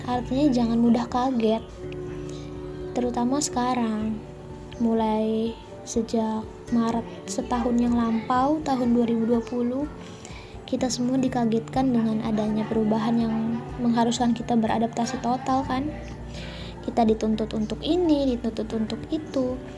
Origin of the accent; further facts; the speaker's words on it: West Java, Indonesia; gue sih orang Sunda cuma gue kenal sama filosofi Jawa ini